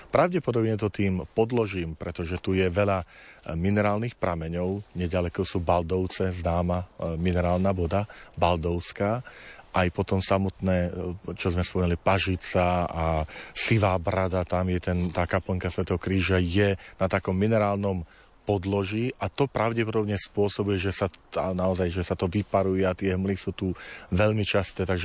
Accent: Tvrdošín, Žilina Region, Slovakia; Ja som vyrastal chlapec z dediny. Medvedzie to je časť pri tvrdošíne, kde sme doma gazdovali.

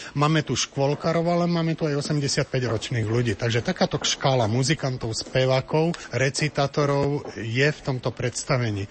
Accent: Salaš, Žilina Region, Slovakia; ja ako človek, ktorý som hudbu vyštudoval a vyrastal som na Salaši a mám blízko aj ku tomu ľudovému

